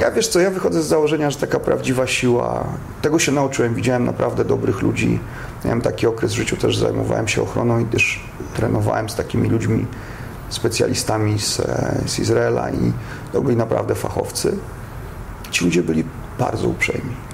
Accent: Poland; moved away; jestem z Polski

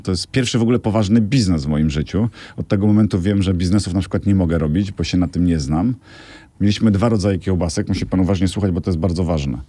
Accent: Biała Podlaska, Lublin Voivodeship, Poland; Ja się urodziłem na geograficznym Podlasiu, dawnym województwie podlaskim, Białopodlasku.

